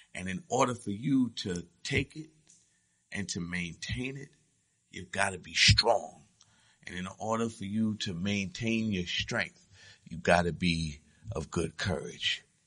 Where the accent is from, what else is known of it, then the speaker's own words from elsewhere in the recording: United States; I'm an American